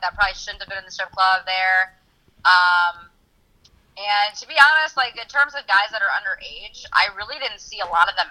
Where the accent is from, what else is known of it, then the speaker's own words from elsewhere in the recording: Chicago, Illinois, United States; I'm not only from U of A, but I was born and raised in Chicago